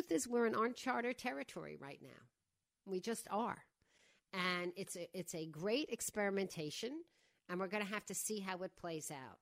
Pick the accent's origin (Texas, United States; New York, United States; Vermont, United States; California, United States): New York, United States; Long Island; moved away; I grew up in Widmere on the other side